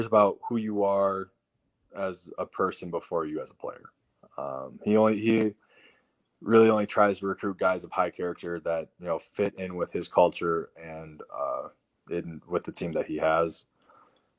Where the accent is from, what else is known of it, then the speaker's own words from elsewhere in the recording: Iowa, United States; we lived in Iowa